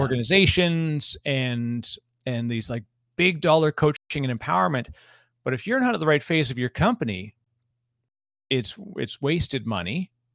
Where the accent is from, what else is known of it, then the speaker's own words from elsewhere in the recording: Toronto, Ontario, Canada; I'm from Toronto originally